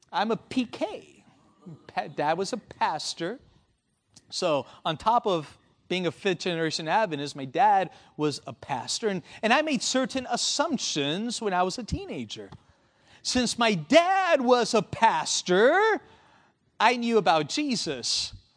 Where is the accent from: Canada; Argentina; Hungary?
Argentina; I was born in Argentina